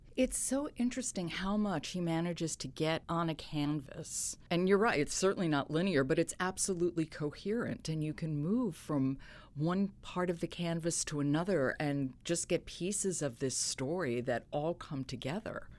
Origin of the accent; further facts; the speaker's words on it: New York, United States; I grew up in New York